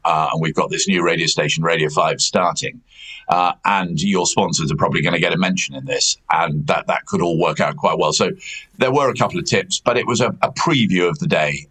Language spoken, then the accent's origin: English; United Kingdom; also born or lived in Gloucester; I was born in Gloucester, but um, actually grew up in the Gloucestershire, Herefordshire countryside and very rural area